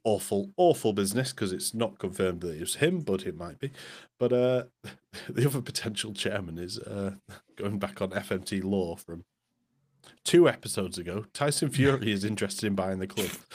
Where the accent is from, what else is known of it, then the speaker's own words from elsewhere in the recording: Morecambe, North West England, United Kingdom; moved away; I wasn't born in Morecambe, but I grew up in Morecambe.